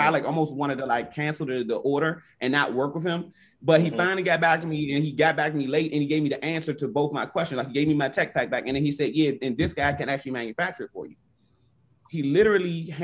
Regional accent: Washington, District of Columbia, United States; I grew up, born and raised in Northwest DC

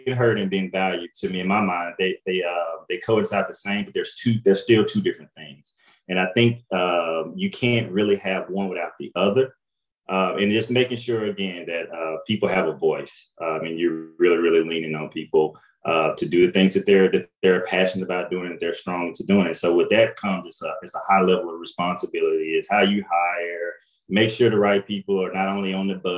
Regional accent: Jackson, Mississippi, United States; moved away as an adult; now in St. Louis, United States; So I'm from Jackson, Mississippi, you know, a small town

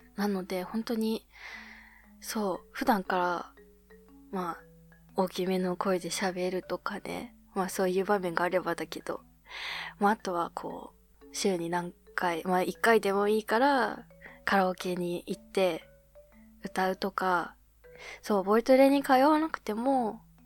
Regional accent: Abashiri area, Hokkaido, Japan; now in Tokyo, Japan; 地元に帰省した

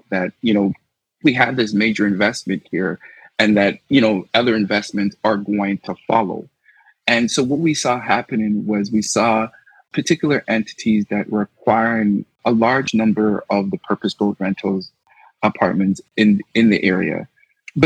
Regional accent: Toronto, Ontario, Canada; I grew up in the Little Jamaica community, just in the west end of the city along Eglinton West

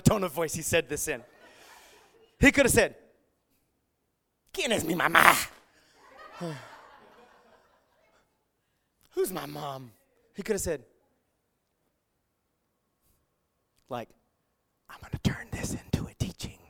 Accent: the South, United States; I grew up in the South

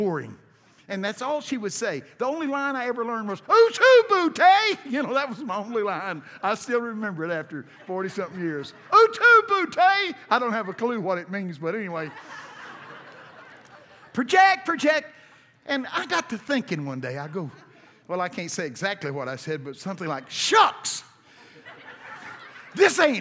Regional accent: Brownsboro, Texas, United States; I'm from Texas, and I went to school in Brownsboro High School.

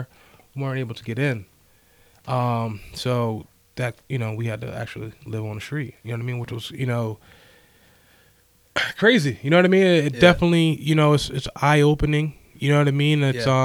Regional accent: Levittown, Pennsylvania, United States; I grew up in Levittown, a section called Bloomsdale Gardens.

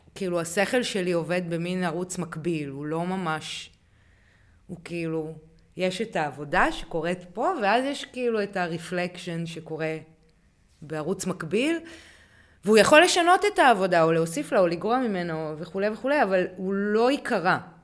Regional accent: Hanita, Northern District, Israel; גדלתי בקיבוץ שיתופי

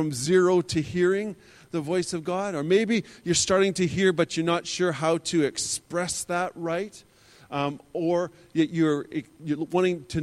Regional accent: Alberta, Canada; I was born and raised in Alberta, Canada. I was born just north of Calgary, and I grew up just south of Calgary.

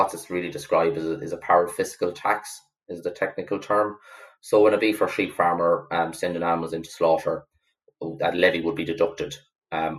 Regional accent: Mountbellew, Connacht, Ireland; accent: Irish; moved away as an adult; also born or lived in United Kingdom; I'm from East Galway, Mount Bellew, originally, actually right beside the Agricultural College in Mount Bellew. So I grew up right beside it

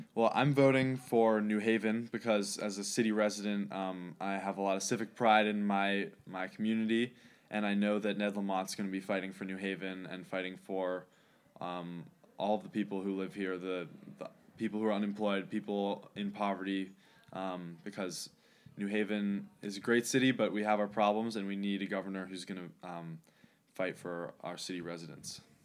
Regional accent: New Haven, Connecticut, United States; I grew up in East Rock in New Haven

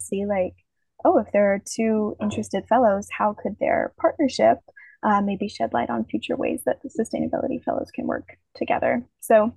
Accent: Louisville, Kentucky, United States; moved away as an adult; now in Rome, Italy; I'm from Louisville, Kentucky

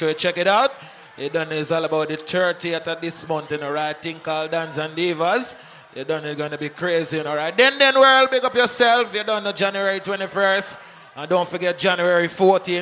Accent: Georgetown, Guyana; I'm from Georgetown, Guyana.

